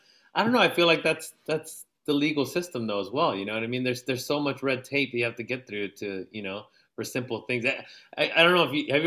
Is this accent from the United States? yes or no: yes; National City, California, United States; also born or lived in Jalisco (ancestry); oh, where are you from? You know, oh, San Diego.